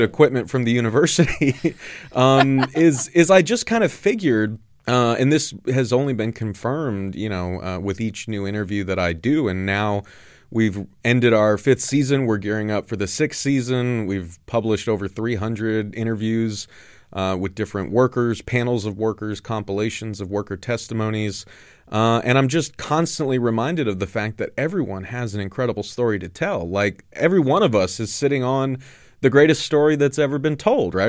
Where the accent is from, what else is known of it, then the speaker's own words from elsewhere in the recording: Southern California, United States; I grew up very conservative in Southern California